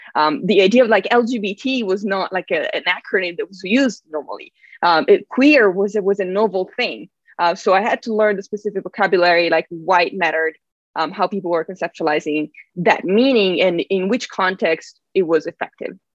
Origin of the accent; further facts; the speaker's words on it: Italy; moved away; I'm from Italy